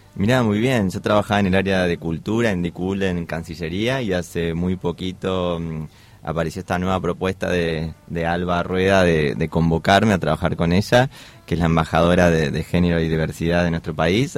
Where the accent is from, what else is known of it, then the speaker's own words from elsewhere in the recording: Patagonia, Argentina; Yo soy de la Patagonia